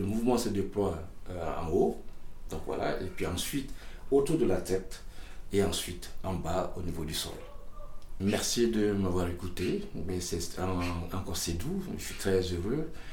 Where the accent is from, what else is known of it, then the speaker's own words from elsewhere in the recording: Burkina Faso; Je viens de Burkina Faso